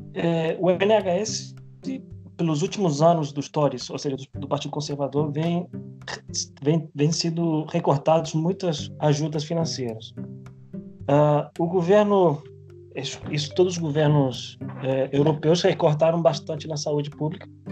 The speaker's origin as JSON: {"language": "Portuguese", "country": "Spain", "moved": "yes", "said": "eu, como sou espanhol"}